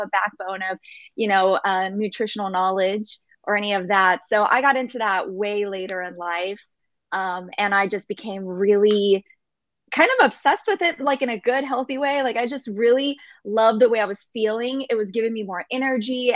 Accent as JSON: {"language": "English", "region": "Texas", "country": "United States", "tie": "born or raised there", "said": "I was born in here in America and in, in Texas."}